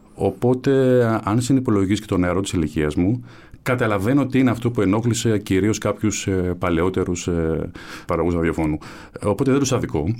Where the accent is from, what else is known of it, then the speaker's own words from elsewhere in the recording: Athens, Attica, Greece; Εγώ γεννήθηκα στην ε, Κεφαλινίας, ε, βαφτίστηκα στον Άγιο Παντελεήμονα, εκεί έπαιζα.